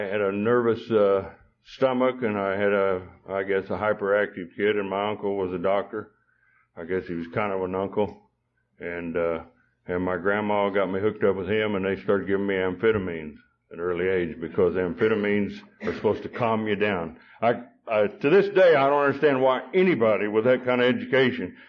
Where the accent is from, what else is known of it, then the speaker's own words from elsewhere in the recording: Beaver, Oklahoma, United States; also born or lived in Perryton, Texas; Beaver, Oklahoma, which is where I come from, grew up in. I wasn't born in Oklahoma